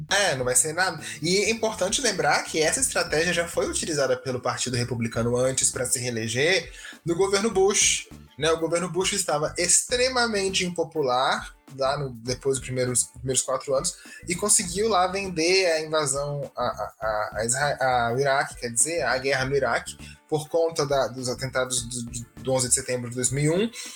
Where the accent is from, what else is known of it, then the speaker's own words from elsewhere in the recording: Brazil; a gente é brasileiro. Eu nunca vi neve na minha vida, né? Eu nunca passei o Natal fora do Brasil